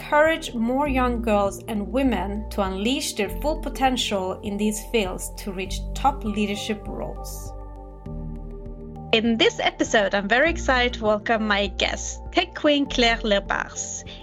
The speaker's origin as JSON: {"language": "English", "country": "France", "tie": "born or raised there", "also_born_or_lived": "San Francisco", "moved": "as an adult", "said": "In France."}